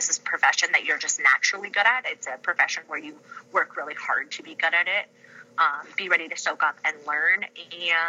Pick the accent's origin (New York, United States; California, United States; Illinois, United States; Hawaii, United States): California, United States; moved away as an adult; now in Ypsilanti, United States; being a Michigander, but actually in my heart being a Californian